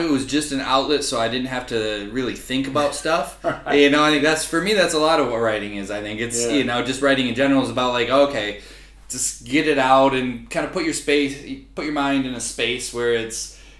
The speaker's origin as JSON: {"language": "English", "town": "Grand Rapids", "region": "Michigan", "country": "United States", "also_born_or_lived": "Shanghai, China", "moved": "as an adult", "said": "I'm from Grand Rapids, Michigan originally"}